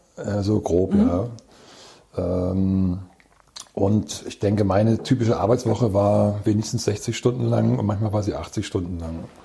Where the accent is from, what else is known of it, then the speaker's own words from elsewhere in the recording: Hamburg area, Germany; moved away; also born or lived in near Wismar; weil ich ein Fischkopf bin. Also ich komme eigentlich aus der Gegend von Hamburg